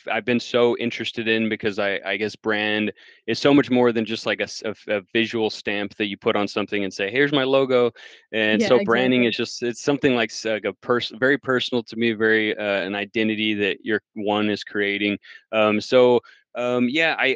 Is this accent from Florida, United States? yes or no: no; El Paso, Texas, United States; now in Round Rock, United States; I'm originally from El Paso, Texas, just a little border town next to Juarez, Mexico, now in Austin, Round Rock, like 15 minutes outside of Austin